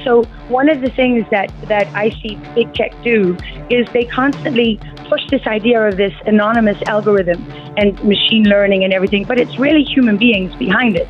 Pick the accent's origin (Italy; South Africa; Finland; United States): South Africa; Durban, KwaZulu-Natal; moved away as an adult; That's where I'm from. I was born in Mother's Hospital and raised there.